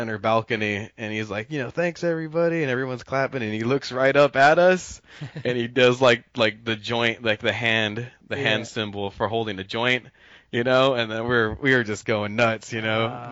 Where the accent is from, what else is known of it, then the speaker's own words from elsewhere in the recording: Los Angeles, California, United States; I'm from Los Angeles originally